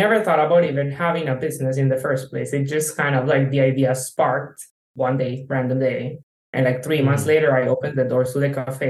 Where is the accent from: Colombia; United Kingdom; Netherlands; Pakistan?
Colombia; also born or lived in Uruguay / China; now in San Francisco, United States; I was born in Uruguay to Colombian parents. I grew up in Colombia, so I'm Colombian. I lived in 7 countries so far.